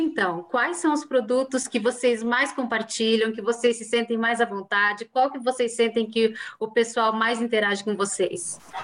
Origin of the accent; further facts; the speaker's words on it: Cascavel, Paraná, Brazil; eu sou paranense, eu sou de Cascavel